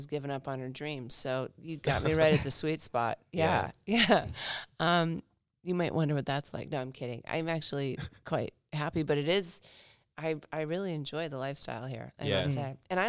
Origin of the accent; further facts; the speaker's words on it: Arizona, United States; now in Perth, Australia; but I grew up in Arizona, which is similar. In climate to Perth